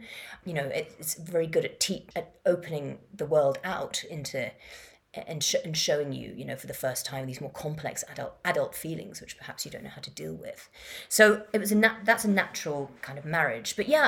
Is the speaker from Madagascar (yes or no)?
yes; Madagascar; also born or lived in Kenya / Yemen / Morocco; I grew up in Madagascar and Kenya and Yemen and Morocco, and it was, you know, before the internet